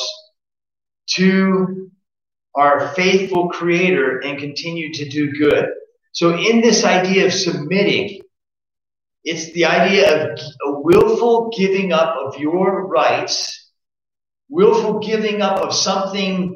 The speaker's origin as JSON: {"language": "English", "country": "United States", "said": "I'm an American citizen"}